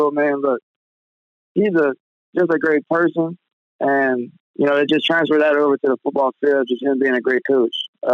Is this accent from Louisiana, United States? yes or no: yes; Metairie, Louisiana, United States; our power is back in Metairie, of where I stay, where my hometown's